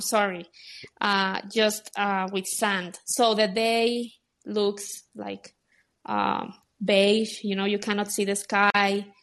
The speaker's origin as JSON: {"language": "English", "town": "Guadalajara", "region": "Jalisco", "country": "Mexico", "tie": "born or raised there", "also_born_or_lived": "Dubai", "moved": "as an adult", "lives_now": "Mexico City, Mexico", "said": "in Mexico, in Guadalajara, my hometown"}